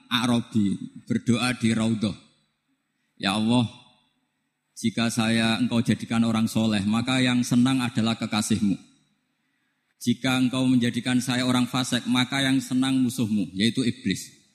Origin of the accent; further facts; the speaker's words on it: North coast of Java, Indonesia; Saya ini orang Pantura.